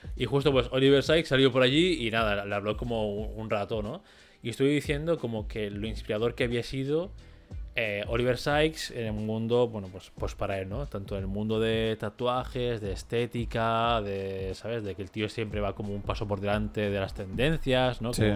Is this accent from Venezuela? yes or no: no; Catalonia, Spain; como catalán